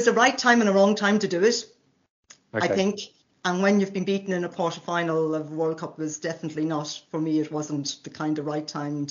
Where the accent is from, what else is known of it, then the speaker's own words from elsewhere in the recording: Ireland; now in France; Husband is Scottish, I'm Irish